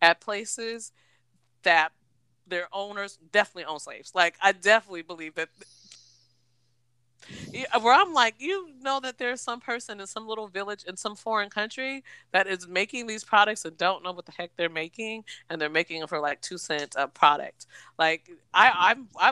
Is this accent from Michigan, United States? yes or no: no; Seattle, Washington, United States; growing up in Seattle, there was a Rainier Vista Boys and Girls Club